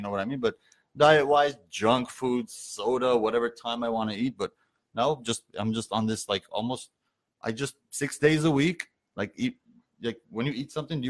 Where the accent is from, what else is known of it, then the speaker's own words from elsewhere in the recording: Pasadena, California, United States; also born or lived in Yerevan, Armenia; I'm from Pasadena, bro.